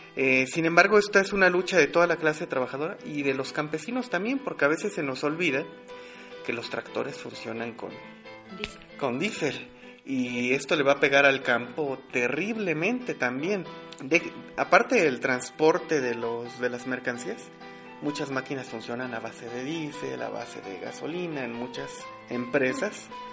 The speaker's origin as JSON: {"language": "Spanish", "country": "Mexico"}